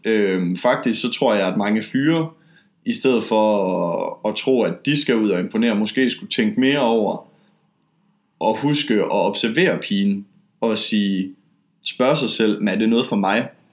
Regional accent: Denmark; now in Poland; jeg er dansker

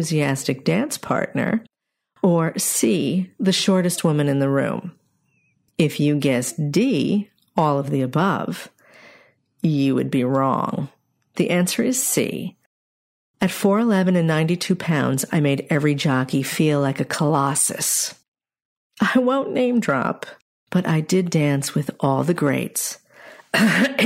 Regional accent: New York's Capital District, United States; I grew up in New York's Capital District

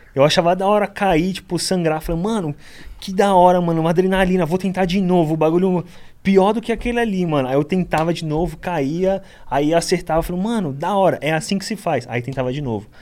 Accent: Guarujá, São Paulo, Brazil; also born or lived in Itanhaém, São Paulo; Eu sou da periferia do Guarujá, ali Vicente Carvalho

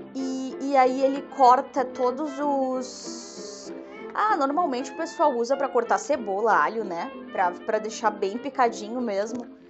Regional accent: Rio Grande do Sul, Brazil; eu sou gaúcha

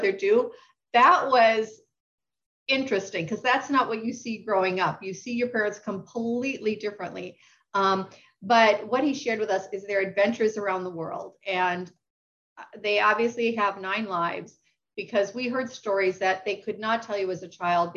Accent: rural Wisconsin, United States; moved away; I grew up in rural Wisconsin.

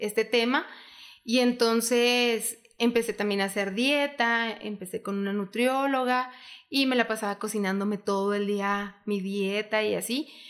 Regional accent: Hidalgo del Parral, Chihuahua, Mexico; vivimos en Parral y que somos de Parral

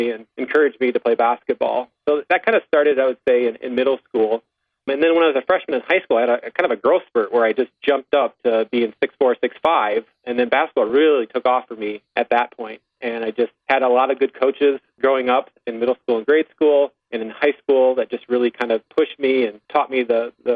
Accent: Sioux Center, Iowa, United States; I grew up in Sioux Center

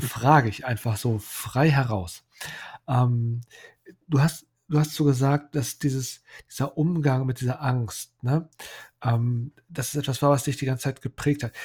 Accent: near Celle, Lower Saxony, Germany; Ich komme aus der Nähe von Celle, bin hier, lebe hier mit Familie

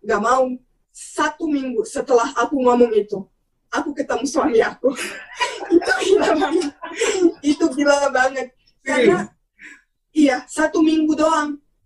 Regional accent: Bosnia & Herzegovina; Indonesian is a second language; moved away as an adult; now in Indonesia; aku pulang ke Bosnia

